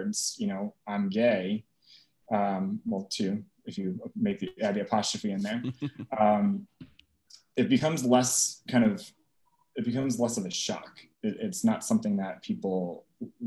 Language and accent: English; Eastern Long Island, New York, United States; now in New York City, United States; I grew up on Eastern Long Island